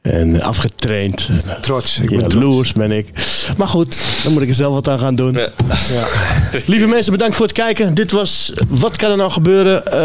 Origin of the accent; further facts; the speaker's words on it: Nador / Al Hoceima, Oriental, Morocco; now in Netherlands; Op mijn geboorteplaats. Nador en El Housima.